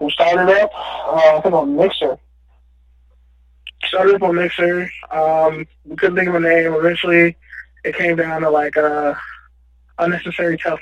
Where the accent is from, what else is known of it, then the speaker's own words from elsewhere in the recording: Oakland, California, United States; I'm from East Oakland. Grew up right next to the stadium